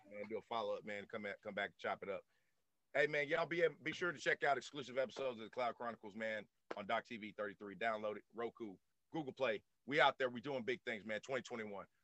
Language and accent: English; the South, United States; I'm born and raised down in the South